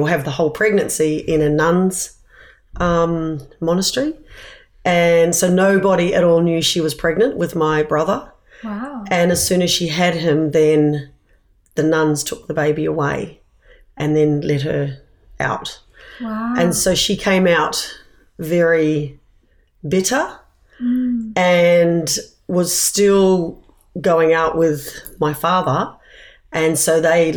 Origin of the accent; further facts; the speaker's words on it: Whakatane, Bay of Plenty, New Zealand; also born or lived in Wellington, New Zealand; now in Sydney, Australia; I grew up in New Zealand. I was born in Wellington, but at the age of 2 years